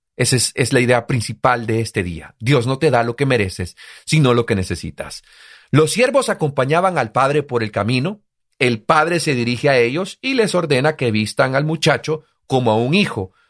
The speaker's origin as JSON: {"language": "Spanish", "country": "El Salvador"}